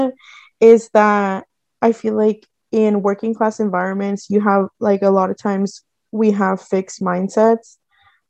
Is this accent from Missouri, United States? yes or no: no; San Jose, California, United States; I grew up in Eastside San Jose